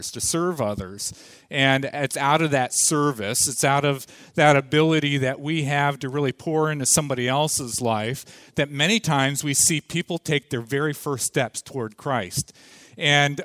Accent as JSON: {"language": "English", "region": "Ohio", "country": "United States", "tie": "born or raised there", "moved": "as an adult", "lives_now": "Atlanta, United States", "said": "We live down in Atlanta now, so that's why she's down there. We grew up in Ohio"}